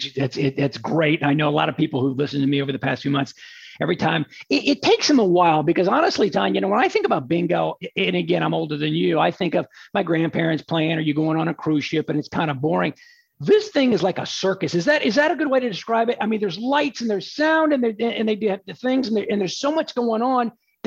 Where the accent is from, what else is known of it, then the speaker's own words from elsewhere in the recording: Houston, Texas, United States; here in my hometown of Houston.